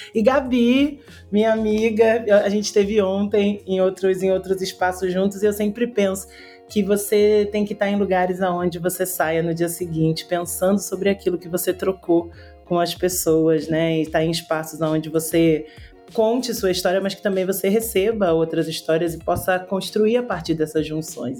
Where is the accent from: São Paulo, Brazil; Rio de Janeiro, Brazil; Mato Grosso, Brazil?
Rio de Janeiro, Brazil; Eu sou carioca, tô falando do Rio, por sinal. É, sou nascida e criada aqui na comunidade da Rocinha